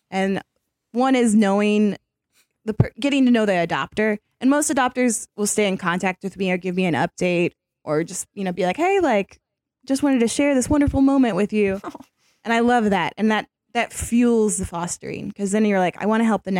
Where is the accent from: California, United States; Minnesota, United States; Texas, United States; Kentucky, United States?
Kentucky, United States; I'm from Kentucky